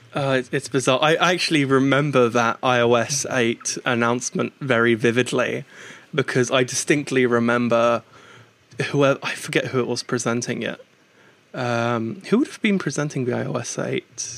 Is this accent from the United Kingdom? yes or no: yes; United Kingdom; moved over to the UK roughly twenty years ago, which is where I was born and raised